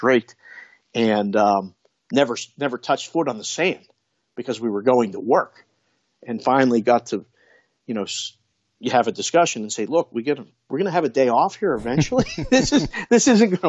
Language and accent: English; Pittsburgh, Pennsylvania, United States; moved away; also born or lived in Las Vegas; I was born and raised in Pittsburgh, grew up, born in 1970.